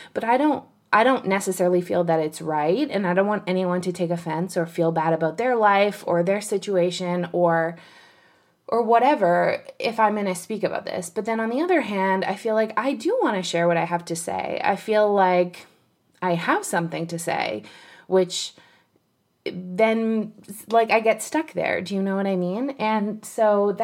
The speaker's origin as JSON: {"language": "English", "country": "Canada", "said": "I'm Canadian"}